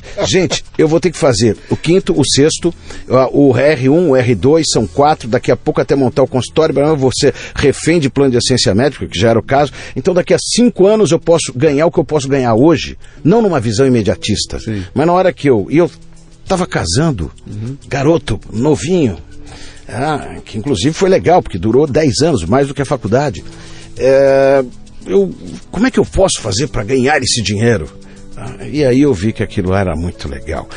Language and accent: Portuguese; São Paulo, Brazil; fui criado lá no Campo Limpo, num bairro na periferia de São Paulo.